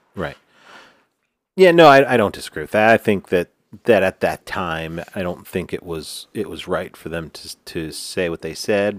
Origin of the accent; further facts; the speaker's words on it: New York, United States; I'm from New York